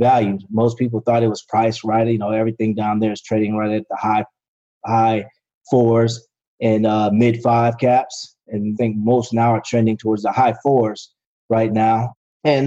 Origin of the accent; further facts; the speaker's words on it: Florida, United States; I'm from Florida, so we're big on Publix